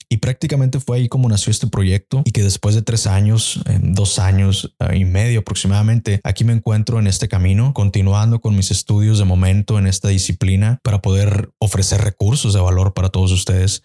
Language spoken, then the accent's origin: Spanish; Mexico; en mi país, por ejemplo en México